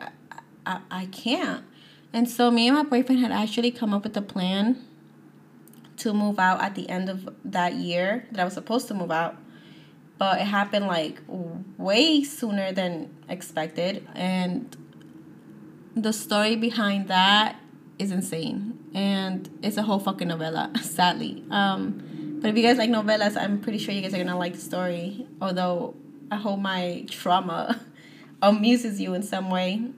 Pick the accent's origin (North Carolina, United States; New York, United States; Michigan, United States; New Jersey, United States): New Jersey, United States; I'm from New Jersey